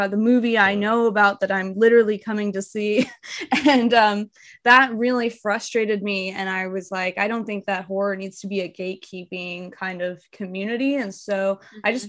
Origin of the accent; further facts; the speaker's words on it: Tulsa, Oklahoma, United States; also born or lived in Chicago; I was born in Chicago, but I would not say that I'm from Chicago, because I've lived in Tulsa for 20 of my 26 years, so I'm from Tulsa essentially